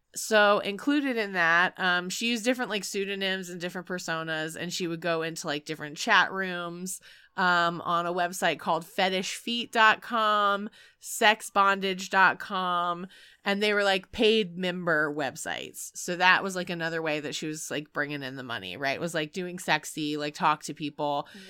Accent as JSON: {"language": "English", "region": "North Carolina", "country": "United States", "said": "I'm from North Carolina"}